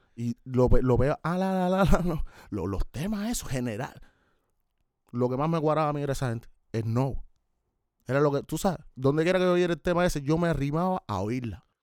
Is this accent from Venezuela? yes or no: no; Havana, Cuba; Yo nací en Centro Habana, Cere, pero me crié en La Habana Vieja